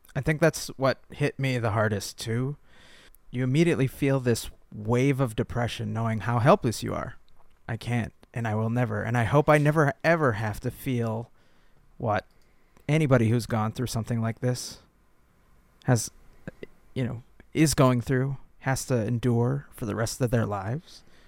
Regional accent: Lakeville, Minnesota, United States; We grew up in Lakeville, and there was a big Target, Great Land, and a Best Buy in Apple Valley

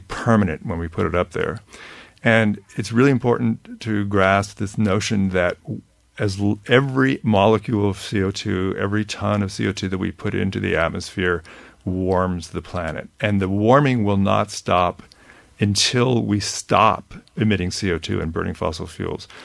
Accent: California, United States; I grew up in California

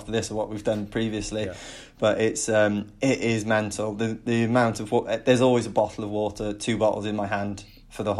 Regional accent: Penarth, Wales, United Kingdom; I'm originally from Penarth

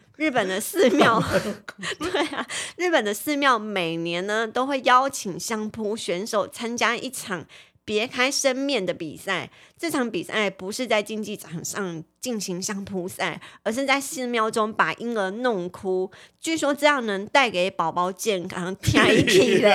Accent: Taiwan; 我们台湾人

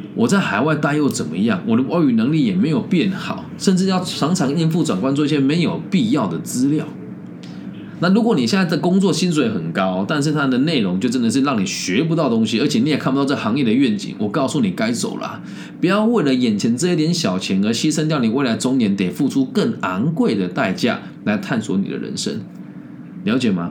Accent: Taiwan; moved away as an adult; 我回到台湾找工作也是从零开始啊

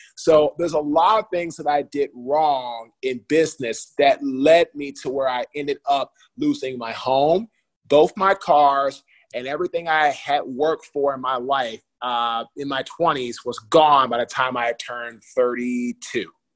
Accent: Washington, District of Columbia, United States; I'm from Washington, D.C., the nation's capital uh, in the USA.

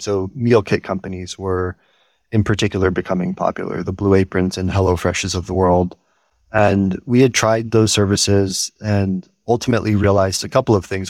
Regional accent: Houston, Texas, United States; growing up in Houston

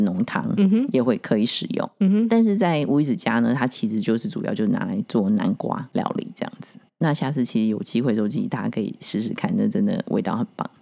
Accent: Taiwan; 我们台湾人

